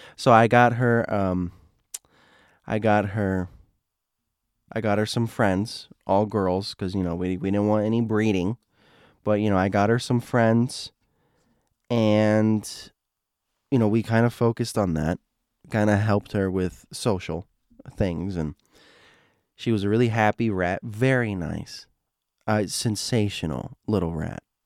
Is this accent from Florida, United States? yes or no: yes; Florida, United States; I'm from Florida